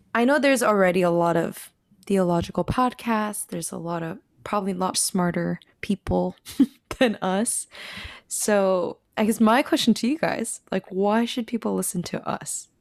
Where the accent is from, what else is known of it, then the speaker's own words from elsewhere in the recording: Washington, United States; moved away as an adult; now in Texas, United States; I grew up in the Pacific Northwest, the beautiful state of Washington